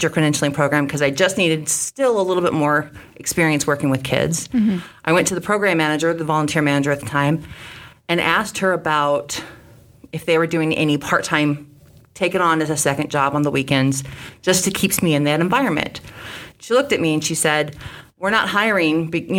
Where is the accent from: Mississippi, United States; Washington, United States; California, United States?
California, United States; Sacramento; moved away as an adult; also born or lived in Phoenix, Arizona; now in Davenport, United States; I started volunteering at youth agencies around Sacramento, California, which is my hometown.